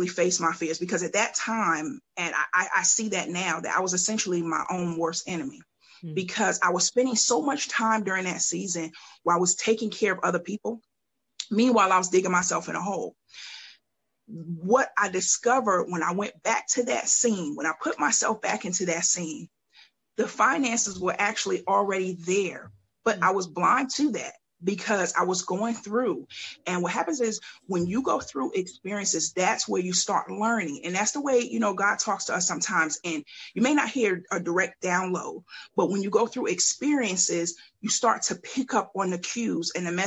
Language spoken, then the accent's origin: English; Mount Vernon, New York, United States; now in Columbia, United States; I'm originally from Mount Vernon, New York, and I've migrated to Columbia, South Carolina